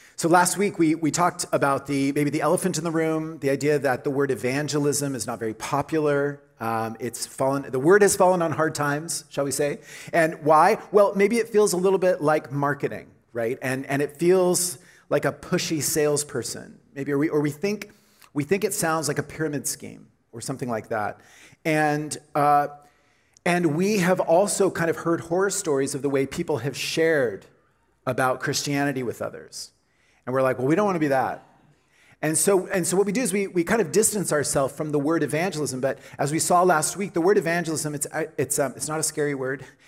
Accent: Oklahoma, United States; moved away as an adult; now in Canada; I'm from Oklahoma. And, uh, and so I came to Canada in the late 90s to go to school at Trinity Western

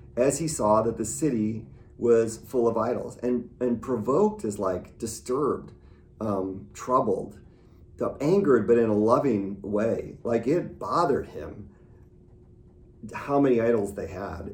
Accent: Midwest, United States; I grew up in the Midwest

